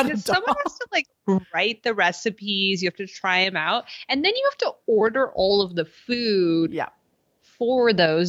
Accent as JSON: {"language": "English", "region": "West Coast", "country": "United States", "said": "we're from the West Coast."}